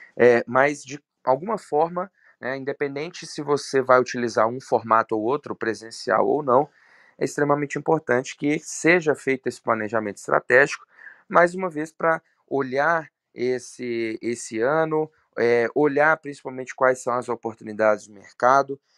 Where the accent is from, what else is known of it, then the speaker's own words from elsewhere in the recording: Belo Horizonte, Minas Gerais, Brazil; sou de Belo Horizonte